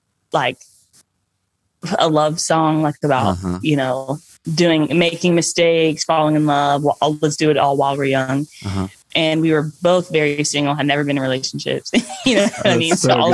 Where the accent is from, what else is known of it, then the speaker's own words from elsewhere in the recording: Nashville, Tennessee, United States; all born and raised in Nashville.